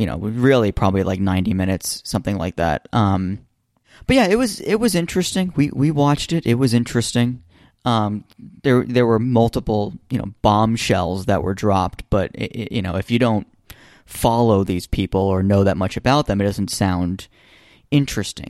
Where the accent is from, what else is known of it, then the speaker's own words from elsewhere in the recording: United States; I'm sitting here as an American